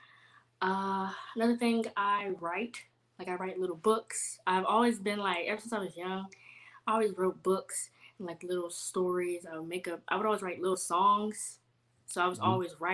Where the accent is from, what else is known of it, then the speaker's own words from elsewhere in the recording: Houston, Texas, United States; also born or lived in San Antonio; growing up in Houston